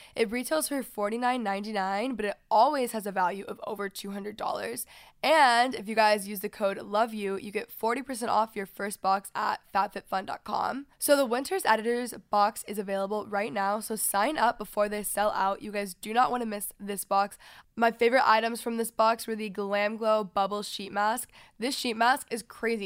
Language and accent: English; Texas, United States; now in Los Angeles, United States; I'm from Texas